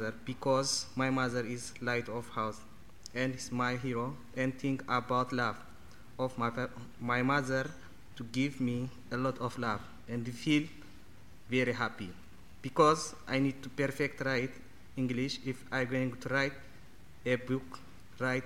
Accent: Eritrea; English is a second language; now in United Kingdom; I come from Eritrea

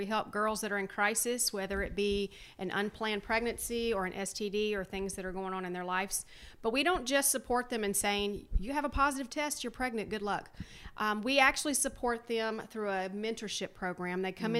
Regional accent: Alabama, United States; I'm from Alabama.

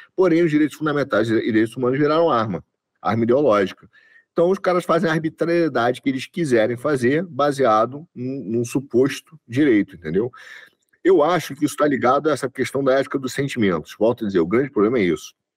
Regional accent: Rio de Janeiro, Brazil; eu nasci no Rio, você sabe, dá para notar

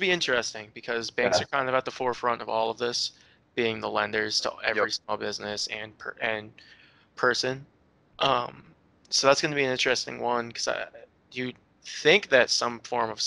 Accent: United States; I'm American

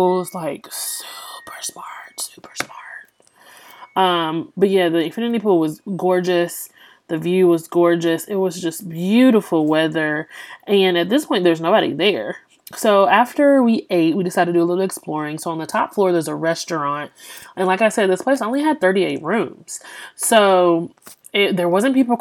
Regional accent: Louisiana, United States; I'm from Louisiana.

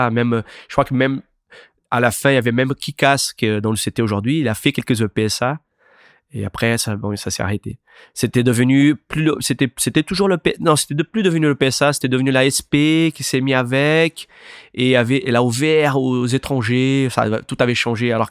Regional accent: Itacoatiara, Rio de Janeiro, Brazil; now in France; on vient de Itacoatiara. C'est là d'où vient les surfeurs Bruno Santos et Guilherme Merdi. Voilà, eux ils viennent de cette, même endroit-là. Donc on a, grandi là en fait. On a commencé à surfer là. Euh, du coup, ben, on est venu en France

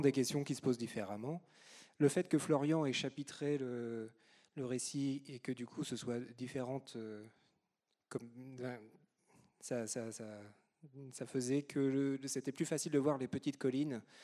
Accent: Normandy, France; je suis normand

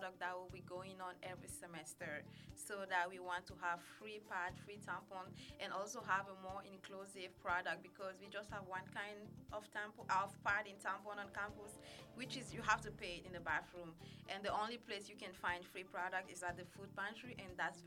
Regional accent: Burkina Faso; now in Madison, United States; I'm originally from Burkina Faso in West Africa

